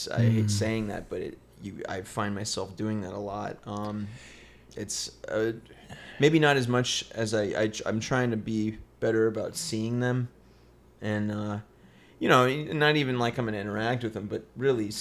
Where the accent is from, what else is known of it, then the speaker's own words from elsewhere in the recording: Apple Valley, California, United States; also born or lived in Victorville; now in Los Angeles, United States; I'm technically from Apple Valley